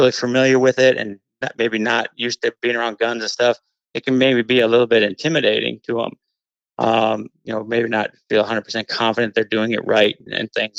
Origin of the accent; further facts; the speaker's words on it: Columbia Heights, Minnesota, United States; growing up in Minnesota, I mean, I lived in Columbia Heights